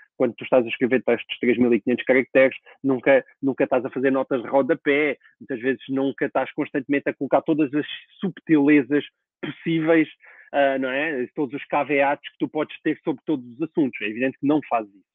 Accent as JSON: {"language": "Portuguese", "country": "Portugal", "said": "eu quero como português"}